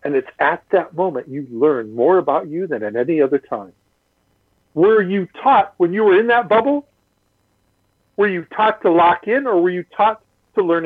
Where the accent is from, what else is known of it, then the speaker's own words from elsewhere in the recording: Midwest, United States; moved away; also born or lived in California; I grew up in the Midwest